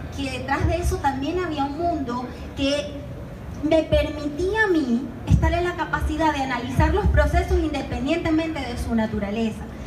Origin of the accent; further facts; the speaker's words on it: Venezuela; moved away; por mi acento, yo soy extranjera. Yo vengo de Venezuela